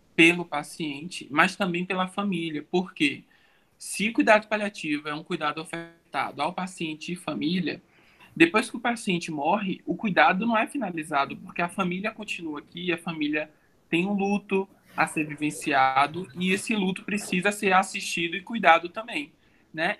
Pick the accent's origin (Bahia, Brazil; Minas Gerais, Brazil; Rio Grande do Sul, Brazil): Bahia, Brazil; Salvador; moved away as an adult; now in São Paulo, Brazil; sou baiano de Salvador